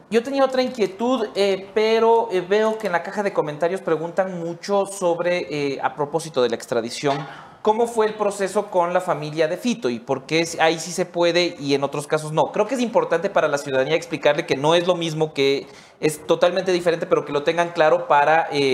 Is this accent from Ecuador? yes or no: yes; Ecuador; todos los ecuatorianos